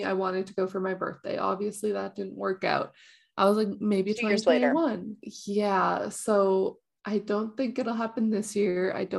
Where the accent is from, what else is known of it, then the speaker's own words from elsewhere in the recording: Canada; It's really easy to get for me as a Canadian to get.